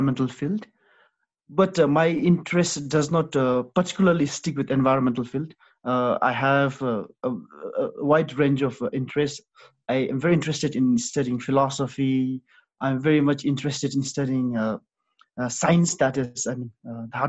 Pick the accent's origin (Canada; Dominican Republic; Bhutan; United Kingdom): Bhutan; my country